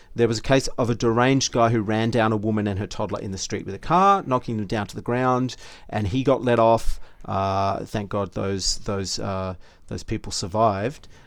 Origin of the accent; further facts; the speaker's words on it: Australia; we're three Aussie blokes